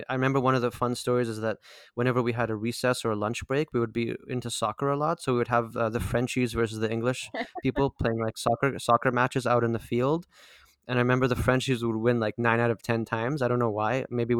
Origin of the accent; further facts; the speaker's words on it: Delta, British Columbia, Canada; Because I grew up in the Delta School District. I don't know what number that is.